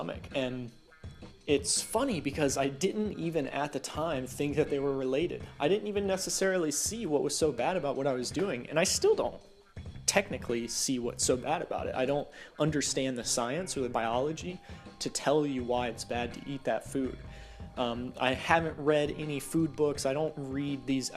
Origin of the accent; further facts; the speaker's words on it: the South, United States; growing up in the South